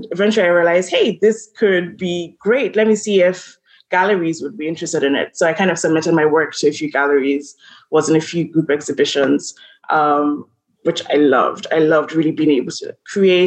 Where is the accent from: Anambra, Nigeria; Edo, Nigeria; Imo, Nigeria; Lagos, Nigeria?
Lagos, Nigeria; moved away as an adult; also born or lived in Charlottesville, Virginia / New York; I'm from Lagos, Nigeria.